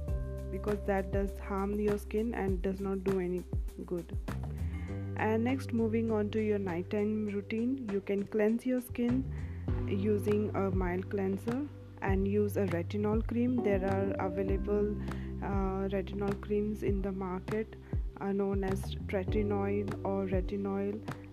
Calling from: India; I'm speaking from India

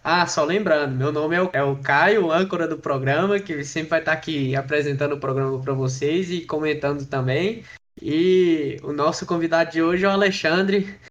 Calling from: Luziânia, Goiás, Brazil; eu falo de Lusiânia, Goiás

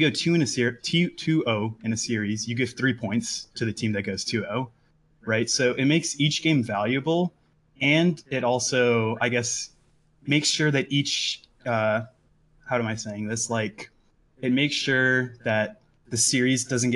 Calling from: Austin, Texas, United States; I'm calling from Austin

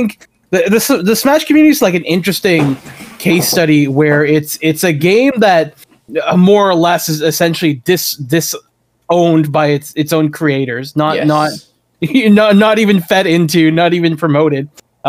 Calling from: Toronto, Ontario, Canada; I'm calling from Toronto, Canada here.

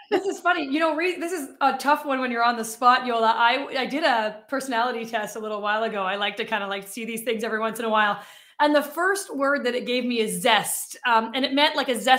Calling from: Winnipeg, Manitoba, Canada; Yeah, I am in Winnipeg, Manitoba. So, right in the middle of Canada.

